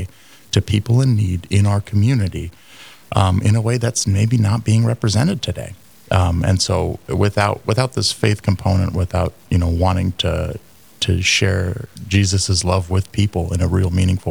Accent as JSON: {"language": "English", "region": "California", "country": "United States", "moved": "as an adult", "lives_now": "Fargo, United States", "said": "I'm originally from California, and I moved really to Fargo in 2008"}